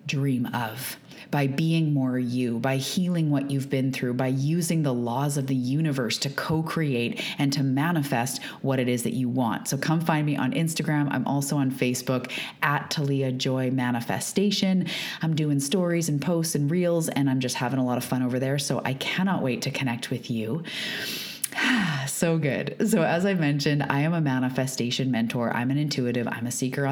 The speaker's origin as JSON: {"language": "English", "country": "Canada", "also_born_or_lived": "Vancouver Island, British Columbia", "said": "I am also a Canadian. I live off the west coast of Canada on Vancouver Island."}